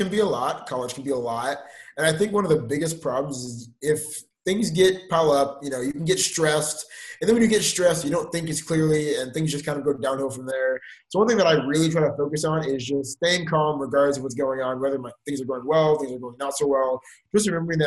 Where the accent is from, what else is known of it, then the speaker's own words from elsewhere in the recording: Houston, Texas, United States; now in Waco, United States; I'm from Houston, Texas